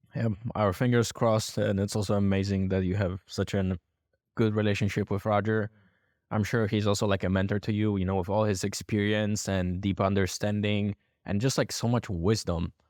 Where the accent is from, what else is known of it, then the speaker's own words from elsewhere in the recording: Poland; I'm from Poland